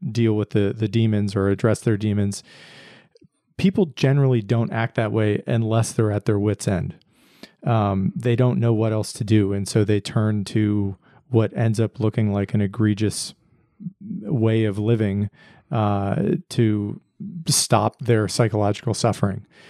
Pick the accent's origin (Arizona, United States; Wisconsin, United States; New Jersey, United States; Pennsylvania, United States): Pennsylvania, United States; now in Austin, United States; I grew up in Pennsylvania, and so I'm, I'm not a, a native born Texan